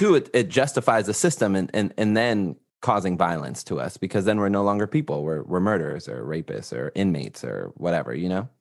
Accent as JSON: {"language": "English", "town": "Los Angeles", "region": "California", "country": "United States", "tie": "born or raised there", "said": "I'm from Los Angeles, California"}